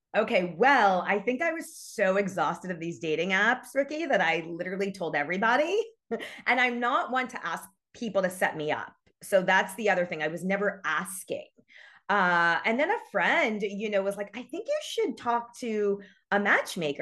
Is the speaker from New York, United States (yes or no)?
yes; New York, United States; moved away as an adult; now in Los Angeles, United States; I'm from New York, born and raised. I've moved to L A seventeen years ago.